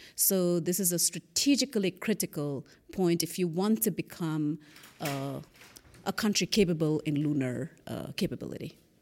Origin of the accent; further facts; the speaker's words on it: Northeast India, India; moved away; I grew up in Northeast India